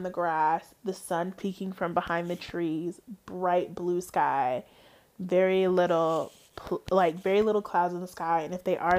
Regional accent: Georgia, United States; born there; Now, I am not from Atlanta. My mother and her sisters are technically from Atlanta. They were born in Atlanta. I was not. I was born in the North Georgia area.

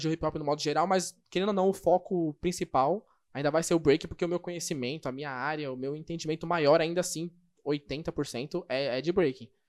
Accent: São Paulo, Brazil; e como eu sou de São Paulo, SP.

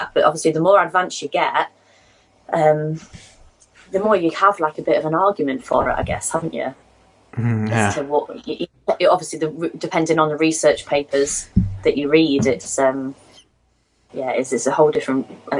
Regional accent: England, United Kingdom; Although when I was on holiday, everybody thought I was from South Africa. Nobody thought I was from England.

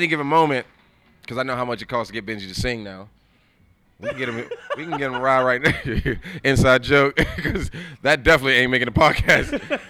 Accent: Maryland, United States; now in Pittsburgh, United States; I'm from Maryland. I'm from Maryland.

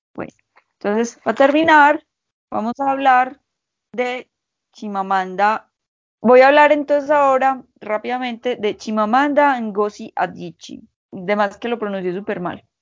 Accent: Colombia

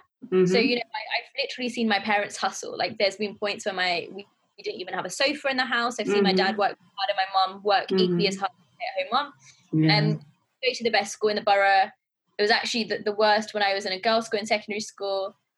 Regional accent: Pakistan; being a Pakistani girl, I had a quite strict upbringing.

